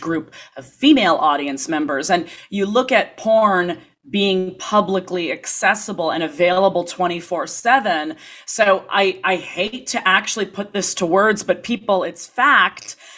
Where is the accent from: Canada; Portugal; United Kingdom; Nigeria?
Canada; Toronto, Ontario; moved away as an adult; also born or lived in New York, United States; growing up in Toronto